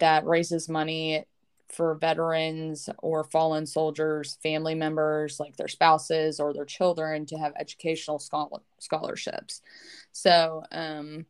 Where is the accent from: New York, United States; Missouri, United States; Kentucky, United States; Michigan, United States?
Kentucky, United States; Lexington; Lexington, which is my hometown